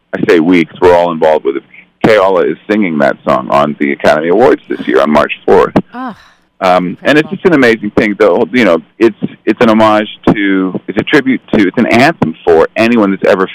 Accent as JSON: {"language": "English", "country": "Canada", "tie": "born or raised there", "moved": "as an adult", "lives_now": "Los Angeles, United States", "said": "I grew up in Canada, but when I moved here at the age of 21"}